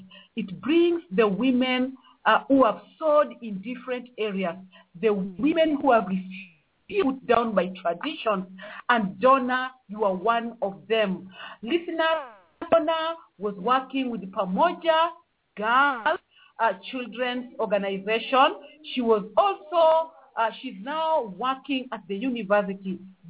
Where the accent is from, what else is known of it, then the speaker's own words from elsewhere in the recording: Kenya; I am from Kenya.